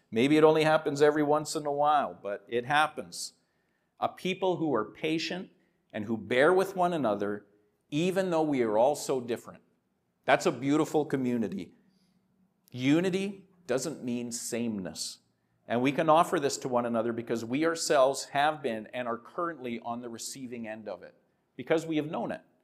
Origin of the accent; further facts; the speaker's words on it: Saskatoon, Saskatchewan, Canada; I'm from Saskatoon